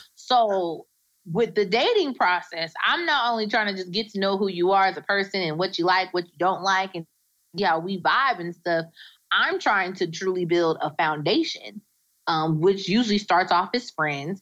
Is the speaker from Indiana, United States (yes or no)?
yes; Indiana, United States; now in Indianapolis, United States; I'm from Indiana. Um, and I'm I'm based out of Indianapolis. I live in Indianapolis. I'm from a small town in Indiana